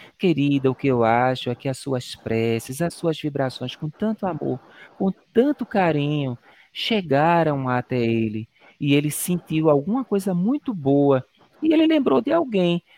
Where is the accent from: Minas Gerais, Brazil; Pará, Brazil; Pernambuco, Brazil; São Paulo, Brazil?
Pernambuco, Brazil; eu sou, sou pernambucano, eu sou nordestino